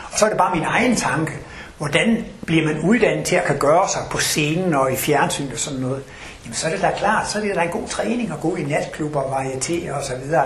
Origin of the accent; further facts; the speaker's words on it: Denmark; moved away; Jeg kommer over fra Jylland af